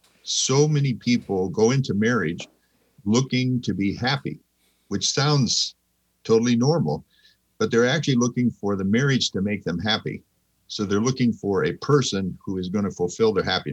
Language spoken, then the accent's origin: English; Central California, United States; moved away as an adult; also born or lived in Argentina; now in Arnold, Missouri, United States; I grew up in Central California, the part of California where all the vegetables come from, a couple hours from Yosemite